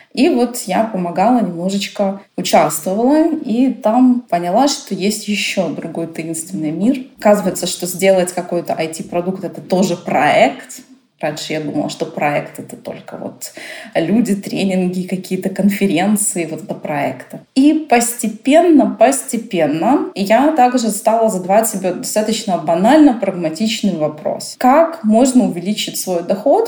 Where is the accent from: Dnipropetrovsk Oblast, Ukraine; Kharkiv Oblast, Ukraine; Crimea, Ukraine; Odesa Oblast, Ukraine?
Odesa Oblast, Ukraine; Odesa; born or raised there; also born or lived in Germany